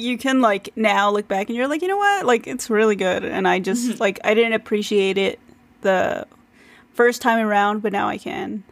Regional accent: United States; as an American reader

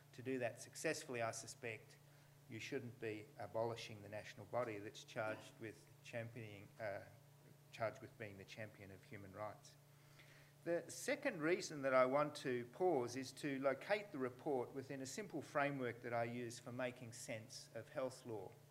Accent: New South Wales, Australia; in New South Wales, you know, my home state

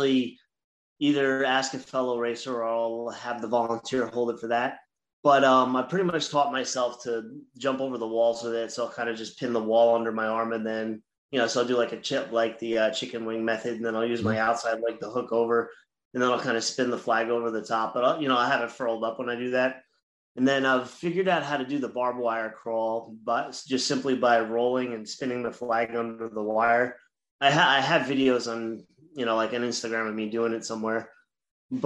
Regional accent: Long Island, New York, United States; I'm from Long Island, New York.

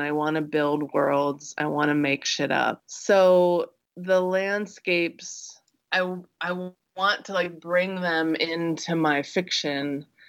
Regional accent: Midwest, United States; I grew up in the Midwest

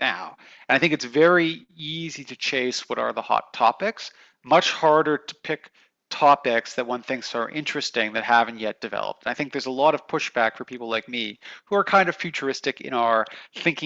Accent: Canada; moved away; I grew up in Canada

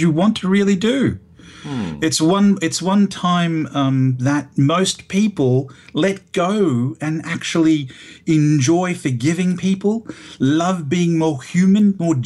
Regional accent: Broadmeadows, Victoria, Australia; also born or lived in Rome, Italy; I was actually born in Rome, but raised in this wonderful place called Broadmeadows, Victoria

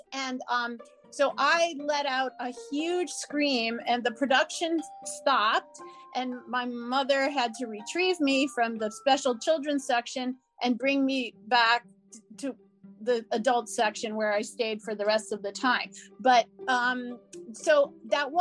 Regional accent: New Orleans, Louisiana, United States; moved away as an adult; I grew up in New Orleans

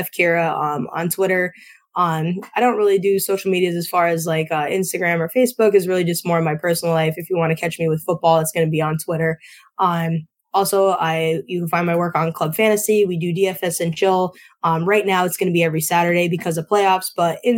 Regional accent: Northeast Pennsylvania, United States; I'm from Northeast PA, and a lot of where I'm from is very pizza competitive.

